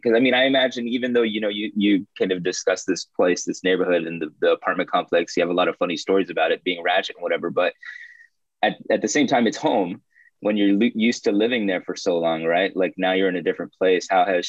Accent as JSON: {"language": "English", "region": "Texas", "country": "United States", "moved": "yes", "lives_now": "Bay Area, United States", "said": "I live out here in the Bay Area, but I'm originally from Texas."}